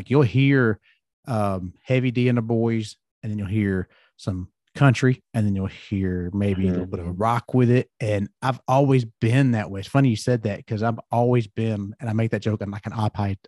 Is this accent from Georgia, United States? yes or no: yes; Georgia, United States; I grew up here in Georgia